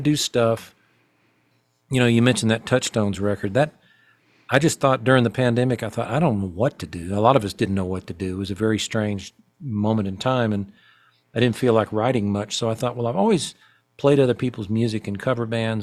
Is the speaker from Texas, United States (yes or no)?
no; Fayetteville, Arkansas, United States; growing up in my hometown of Fayetteville, Arkansas